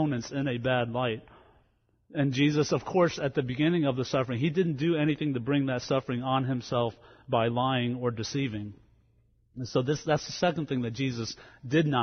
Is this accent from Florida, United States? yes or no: no; New Jersey, United States; moved away; also born or lived in Louisiana; I grew up in New Jersey before I went to Louisiana.